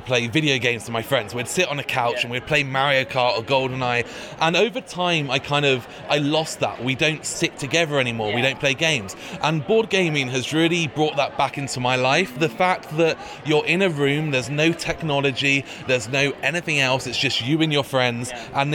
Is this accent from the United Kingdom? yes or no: yes; Bristol, South West England, United Kingdom; I'm from Bristol, which is in the southwest of England